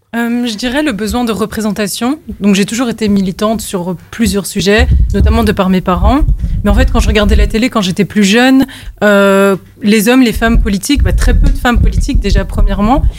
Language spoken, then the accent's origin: French; Molenbeek-Saint-Jean, Brussels-Capital Region, Belgium; j'ai grandi à Molenbeek